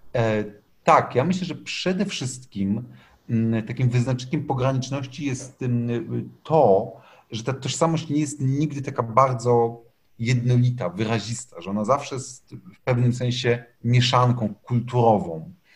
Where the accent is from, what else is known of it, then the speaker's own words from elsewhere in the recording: Łódź, Łódź Voivodeship, Poland; Ja jestem sam łodzianinem, więc człowiekiem takim właśnie z kongresówki